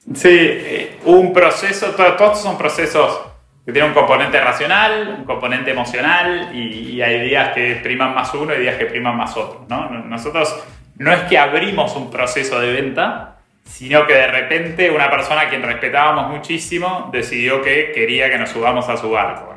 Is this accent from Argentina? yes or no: yes; Argentina; los argentinos